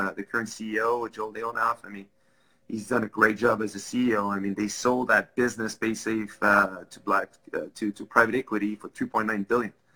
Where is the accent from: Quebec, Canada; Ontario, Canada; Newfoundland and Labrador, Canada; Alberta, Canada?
Quebec, Canada; Laval; first language French; English is a second language; I grew up in Laval. Um, both of my parents do not speak English